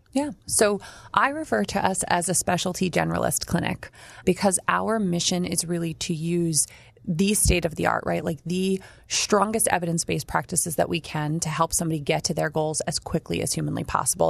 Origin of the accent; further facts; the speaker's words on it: New Jersey, United States; I grew up near the Joint Bases in Jersey